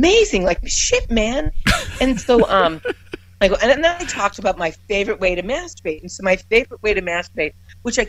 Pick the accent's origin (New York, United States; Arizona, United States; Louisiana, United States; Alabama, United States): New York, United States; I'm from New York